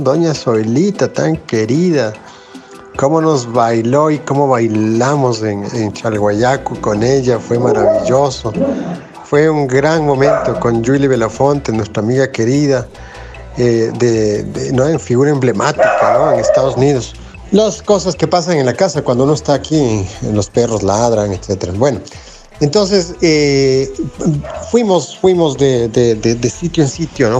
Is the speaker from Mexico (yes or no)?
no; Ecuador; siendo ecuatoriano